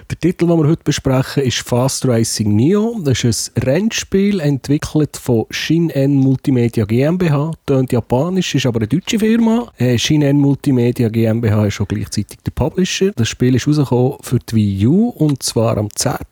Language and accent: German; Switzerland; Ja, wir sind Schweizer, das macht unseren Charme aus.